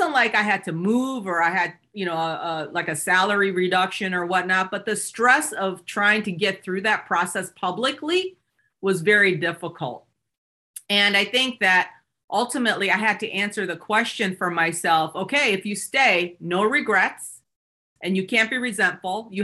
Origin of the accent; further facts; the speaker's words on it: Seoul, South Korea, Michigan, United States; I'm an immigrant from South Korea. I came to the US when I was 8 years old.